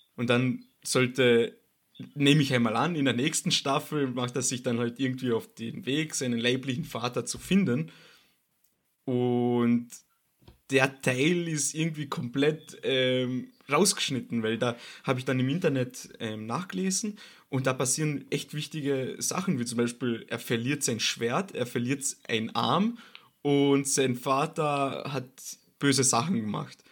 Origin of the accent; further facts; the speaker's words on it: Austria; bei uns in Österreich